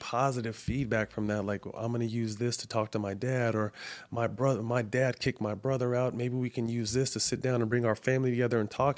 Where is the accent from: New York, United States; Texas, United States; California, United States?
California, United States; Sacramento; now in Los Angeles, United States; Seven Leaves up in Sacramento in my hometown